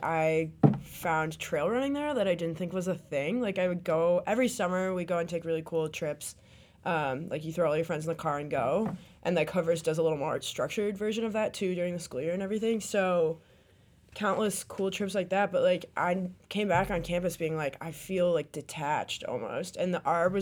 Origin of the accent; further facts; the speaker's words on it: Wisconsin, United States; also born or lived in East Coast; I spent a couple years on the East Coast, but I'm from Wisconsin.